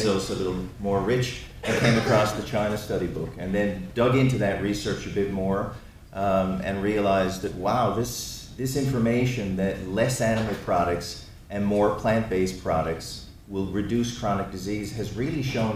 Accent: Newfoundland and Labrador, Canada; I'm a Newfoundlander

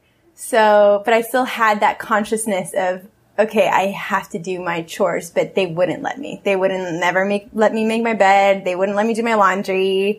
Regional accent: Peru; I thought everything was supposed to be handed to me the way it was when I was growing up in Peru.

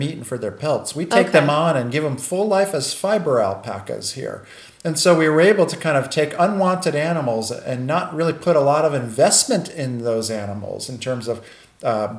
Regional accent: Port Chester, New York, United States; moved away; Born and raised in Port Chester, New York as a child

